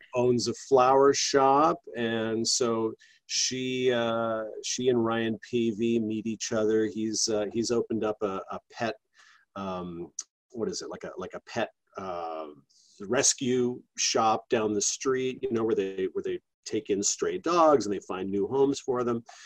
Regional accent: Canada; I'm Canadian

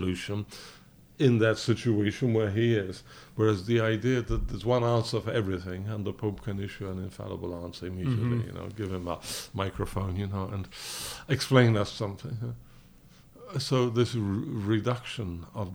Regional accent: London, United Kingdom; moved away; also born or lived in Poland; I was born in England of Polish parents, of political emigres.

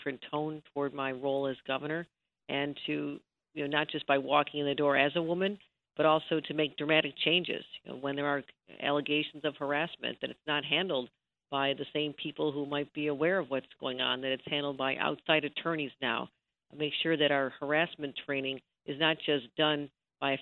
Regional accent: Buffalo, New York, United States; as a young girl growing up in Buffalo

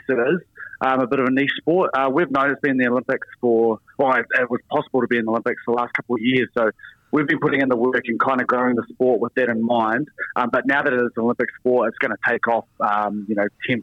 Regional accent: New Zealand; as a Kiwi

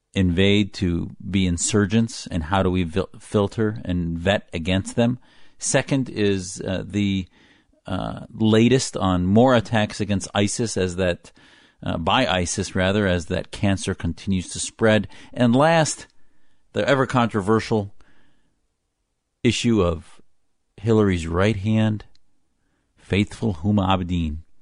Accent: United States; an American, first, an American that happens to be Muslim

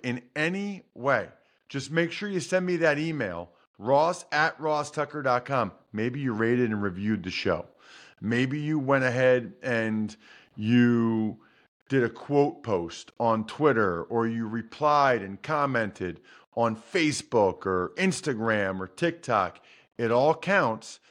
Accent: United States; I was born in the United States

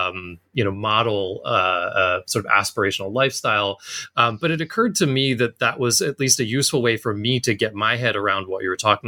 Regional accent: Pennsylvania, United States; I'm originally from Pennsylvania

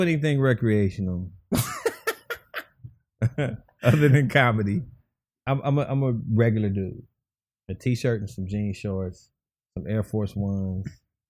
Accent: Chicago, Illinois, United States; moved away; also born or lived in Los Angeles; I grew up in Chicago on the South Side.

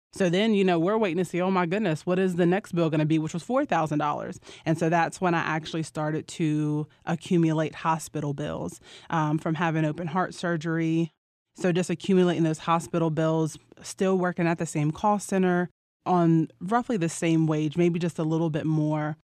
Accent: Roanoke, Virginia, United States; I'm from Roanoke, Virginia

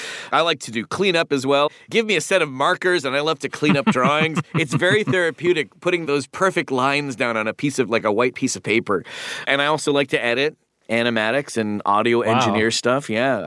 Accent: Toronto, Ontario, Canada; I was already surrounded by accents at the table growing up in Toronto, Ontario, Canada.

